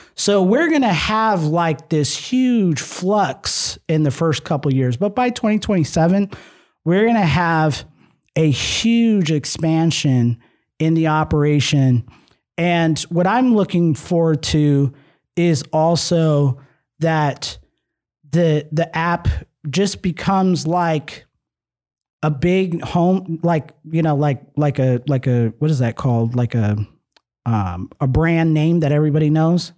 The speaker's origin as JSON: {"language": "English", "region": "Nevada", "country": "United States", "said": "we're from Nevada"}